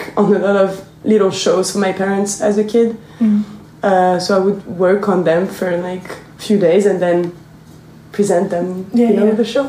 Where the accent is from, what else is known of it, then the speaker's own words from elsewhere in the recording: near Lille, Hauts-de-France, France; English is a second language; I grew up in the north of France, next to Lille.